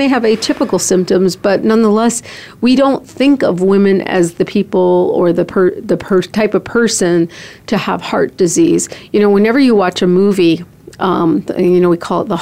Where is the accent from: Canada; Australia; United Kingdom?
Canada; also born or lived in Columbus, Ohio / Chicago, Illinois; now in Phoenix, United States; I'm a Canadian